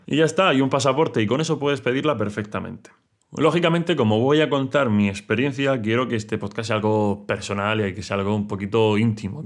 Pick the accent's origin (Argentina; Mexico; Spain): Spain; Region of Murcia; soy murciano